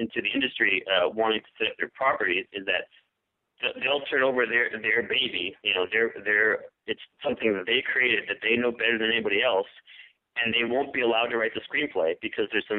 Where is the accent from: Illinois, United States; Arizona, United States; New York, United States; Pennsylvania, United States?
New York, United States; moved away as an adult; now in Los Angeles, United States; I grew up in New York. I moved out here to L.A. I live in Los Angeles, and I've been here since 94